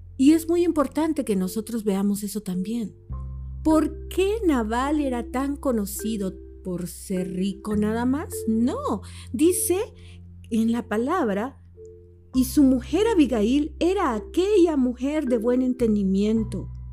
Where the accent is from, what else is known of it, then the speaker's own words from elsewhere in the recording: El Salvador; como mujer, como salvadoreña